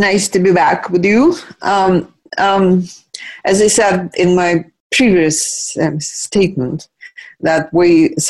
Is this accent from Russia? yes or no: yes; Russia; I grew up in Soviet Union, but then Russia was not Soviet Union when we showed up.